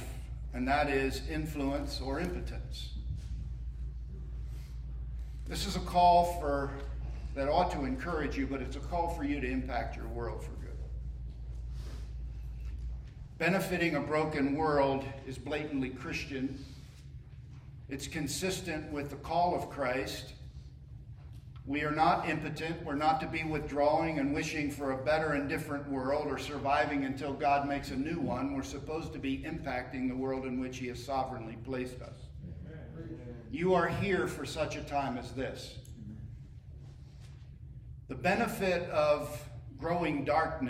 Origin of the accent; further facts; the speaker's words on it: Northeast, United States; moved away as an adult; also born or lived in Birmingham, Alabama; I grew up in the Northeast